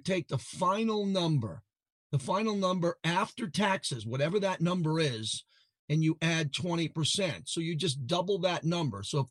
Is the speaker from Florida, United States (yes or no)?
no; Massapequa, New York, United States; One of my boyhood friends that I grew up with in Massapequa